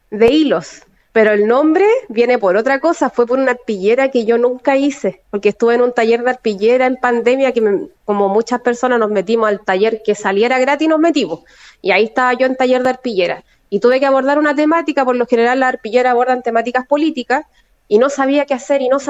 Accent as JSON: {"language": "Spanish", "region": "Valparaíso", "country": "Chile", "said": "No, a mi familia en realidad acá en Valparaíso, yo soy mitad porteña y mitad sureña en realidad, tengo la mitad de mi familia"}